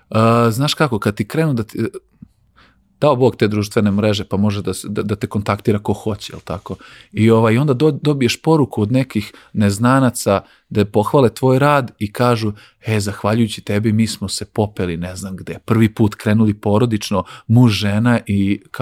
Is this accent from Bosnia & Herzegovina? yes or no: no; Crvenka, Vojvodina, Serbia; imamo bazen kod nas u Crvenki